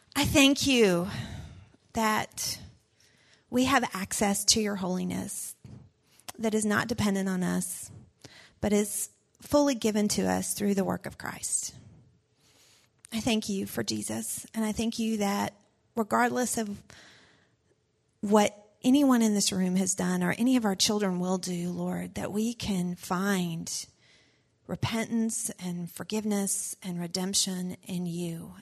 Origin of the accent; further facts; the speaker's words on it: the South, United States; I was raised in the South